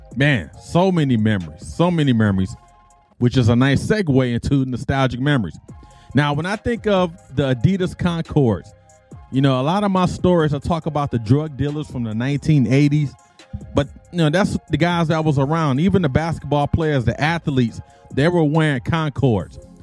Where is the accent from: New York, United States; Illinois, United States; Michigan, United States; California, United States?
Michigan, United States; Detroit; moved away; also born or lived in Okinawa, Japan; growing up in Detroit